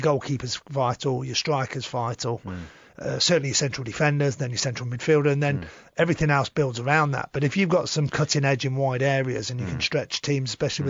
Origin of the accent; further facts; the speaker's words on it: Wales, United Kingdom; moved away; also born or lived in England; being Welsh myself, obviously a Welshman